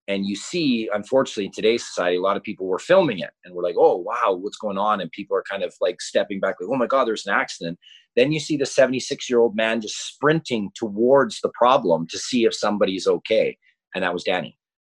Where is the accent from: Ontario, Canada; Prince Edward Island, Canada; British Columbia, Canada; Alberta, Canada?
British Columbia, Canada; Kelowna; When I grew up in Kelowna